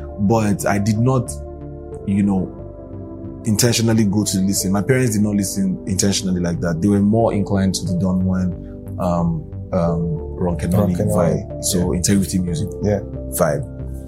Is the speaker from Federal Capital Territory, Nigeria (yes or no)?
yes; Abuja, Federal Capital Territory, Nigeria; also born or lived in Lagos / Kwara State; I grew up in Abuja. I was born in Lagos, but grew up in Abuja.